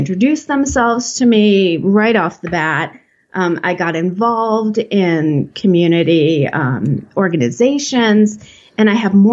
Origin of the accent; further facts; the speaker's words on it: Chicago, Illinois, United States; moved away as an adult; also born or lived in Los Angeles, California; now in rural mountains of California, United States; I grew up in the Chicago area